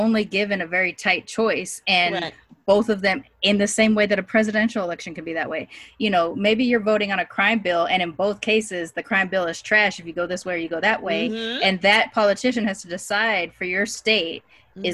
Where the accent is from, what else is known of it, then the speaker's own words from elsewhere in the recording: California, United States; as a Californian